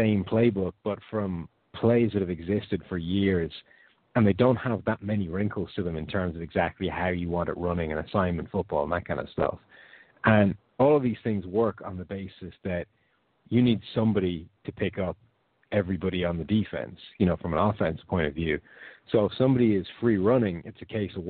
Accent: Ireland; I'm from Ireland, which is a little bit different, close to the UK

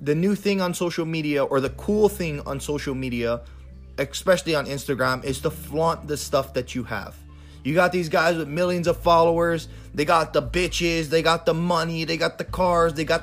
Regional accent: Big Island, Hawaii, United States; when I was growing up in Hawaii

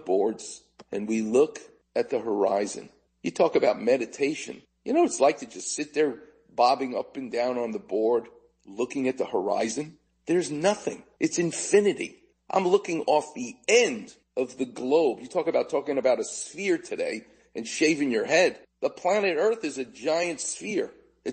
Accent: New York City, New York, United States; I'm growing up in Far Rockaway

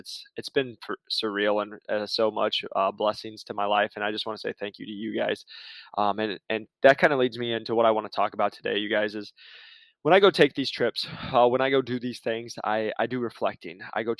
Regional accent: Iowa, United States; moved away as an adult; now in Arizona, United States; I moved out here to Arizona from Iowa. I had $1,200 to my name.

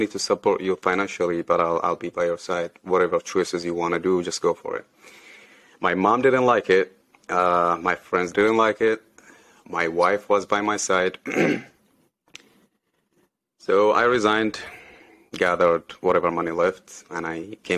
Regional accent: Saudi Arabia; moved away as an adult; I grew up in Saudi. Yeah, I was born in Saudi, grew up in Saudi till I was 26, 27

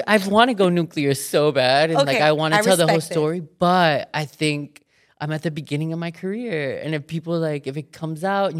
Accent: Miami, Florida, United States; I'm from Miami. Like I was raised by a fucking drug dealer.

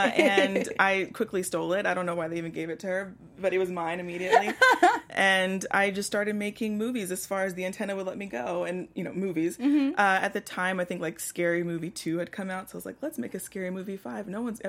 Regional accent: Houston, Texas, United States

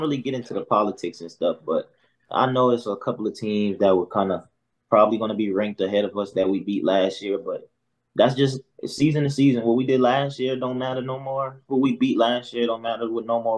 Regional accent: South Carolina, United States; I'm from South Carolina actually.

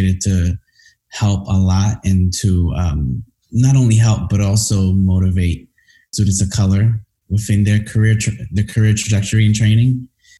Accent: New York City, New York, United States; moved away as an adult; also born or lived in Washington, D.C.; growing up in Brooklyn was rough. I mean, I grew up in Crown Heights, Brooklyn.

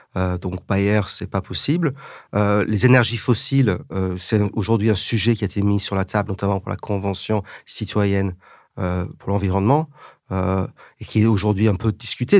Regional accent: England, United Kingdom; moved away as an adult; now in France; J'ai grandi en Angleterre, ce qui fait que parfois je ne parle pas comme la regrettée Jane Birkin, mais parfois j'ai un petit accent

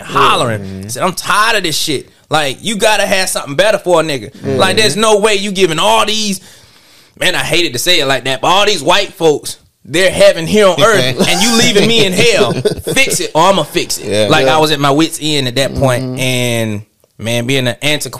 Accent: Atlanta, Georgia, United States; I'm from Atlanta

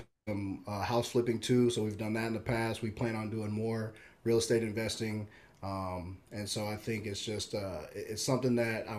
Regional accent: Omaha, Nebraska, United States; So born in Omaha, man, Midtown is where I've grown up. My mom still lives there. We grew up in a house just off of Dodge Street

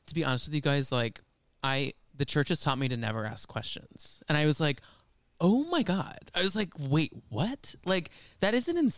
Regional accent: Flower Mound, Texas, United States; moved away as an adult; also born or lived in Boston; Our hometown was like, white

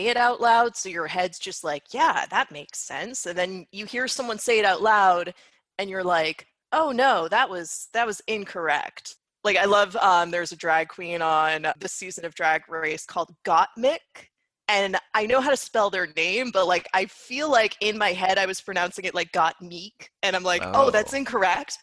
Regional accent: Massachusetts, United States; also born or lived in Brooklyn, New York; now in New York, United States; I'm also from Massachusetts

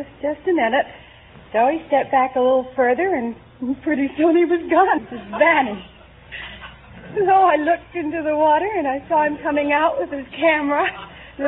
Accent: Shrub Oak, New York, United States; I'm from Shrub Oak, New York.

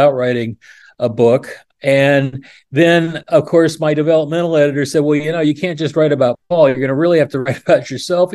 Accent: Oregon, United States; also born or lived in New York City, United States; now in Central Pennsylvania, United States; I grew up in Oregon

